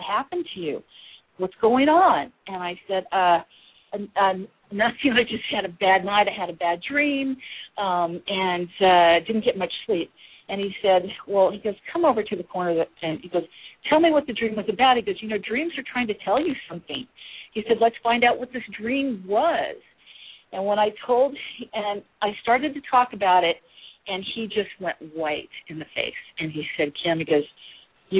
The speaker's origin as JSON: {"language": "English", "town": "Kansas City", "region": "Missouri", "country": "United States", "also_born_or_lived": "Midwest", "moved": "yes", "lives_now": "California, United States", "said": "I'm from Kansas City"}